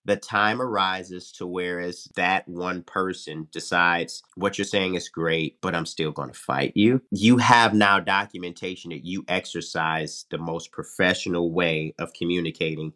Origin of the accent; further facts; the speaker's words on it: Detroit, Michigan, United States; moved away as an adult; also born or lived in Arizona; joined the Detroit Police Department in my hometown